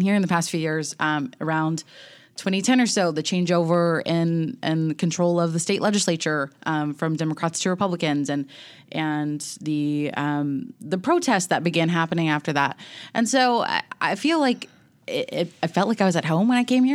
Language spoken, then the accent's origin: English; Elon, North Carolina, United States; moved away as an adult; now in Nashville, United States; I grew up in North Carolina